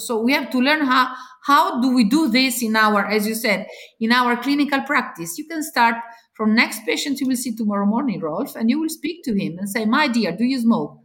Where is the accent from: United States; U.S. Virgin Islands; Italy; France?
Italy; I come from Italy